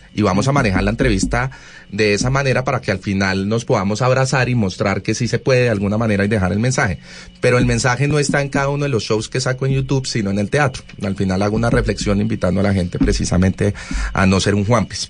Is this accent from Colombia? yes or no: yes; Colombia; como colombianos